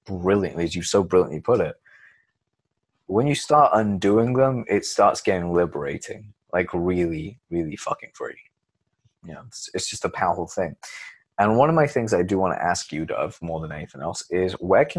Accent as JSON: {"language": "English", "town": "Leicester", "region": "East Midlands", "country": "United Kingdom", "tie": "born or raised there", "also_born_or_lived": "London", "moved": "as an adult", "said": "where I grew up in Leicester"}